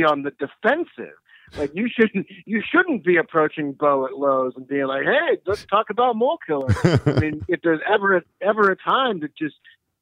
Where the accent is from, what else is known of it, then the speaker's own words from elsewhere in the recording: St. Louis, Missouri, United States; moved away as an adult; also born or lived in New Orleans / Denver; I'm actually from St. Louis, but I moved away. I wrote for the New Orleans paper and the Denver paper, and I came back in the summer of 2015